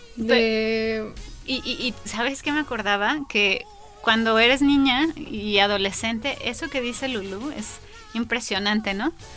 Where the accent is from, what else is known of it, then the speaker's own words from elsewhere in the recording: León, Guanajuato, Mexico; yo soy de León